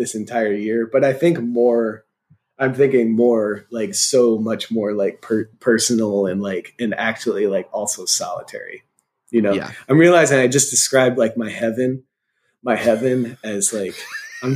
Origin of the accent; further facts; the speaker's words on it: Silver Spring, Maryland, United States; in my hometown, Silver Spring, Maryland, there's this great place.